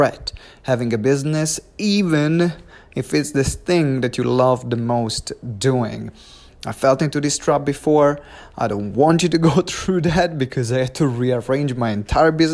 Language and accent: English; Maranello, Emilia-Romagna, Italy; moved away; I'm back home in Maranello. This is my hometown where I was born.